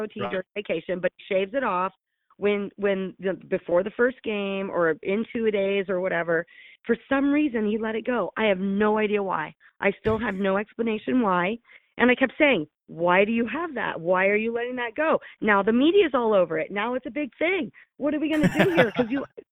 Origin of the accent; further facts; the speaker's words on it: south of Columbus, Ohio, United States; moved away as an adult; also born or lived in Gainesville, Florida; I grew up here. I was born in Ohio, born south of Columbus